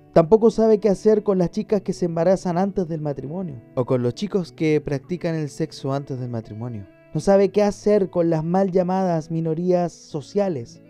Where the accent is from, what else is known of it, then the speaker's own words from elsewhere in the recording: Chile; mi país Chile